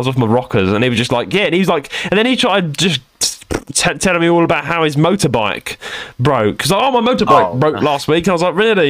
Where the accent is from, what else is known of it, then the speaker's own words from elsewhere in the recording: London, United Kingdom; I'm from London.